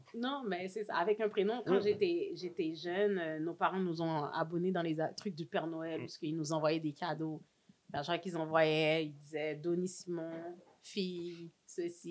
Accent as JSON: {"language": "French", "town": "Montreal", "region": "Quebec", "country": "Canada", "tie": "born or raised there", "said": "je suis née à Saint-Michel. Represent. Born and raised à Saint-Michel."}